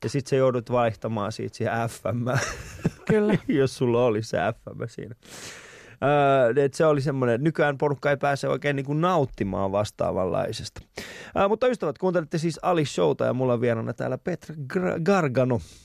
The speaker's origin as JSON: {"language": "Finnish", "town": "Vantaa", "region": "Uusimaa", "country": "Finland", "tie": "born or raised there", "said": "mä oon Vantaalta"}